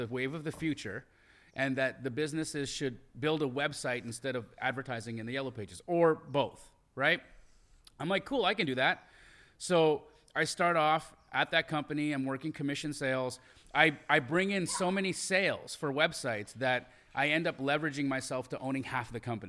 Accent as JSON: {"language": "English", "town": "Calgary", "region": "Alberta", "country": "Canada", "tie": "born or raised there", "also_born_or_lived": "Los Angeles, United States", "said": "So I grew up in Calgary, Alberta, Canada. I'm an American Canadian citizen, so I'm dual. Born in LA. At 5, my parents move us to Calgary, Alberta. I grow up there, and I grew up in a real, like, poor"}